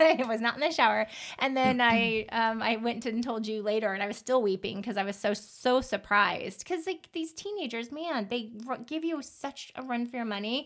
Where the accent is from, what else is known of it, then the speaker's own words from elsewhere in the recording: Pacific Northwest, United States; I grew up in the Pacific Northwest with all the serial killers